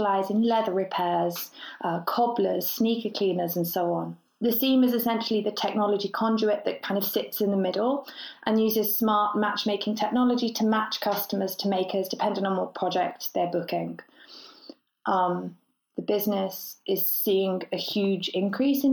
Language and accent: English; Birmingham, West Midlands, United Kingdom; now in London, United Kingdom; Right now I'm here in London, but I was born and raised in Birmingham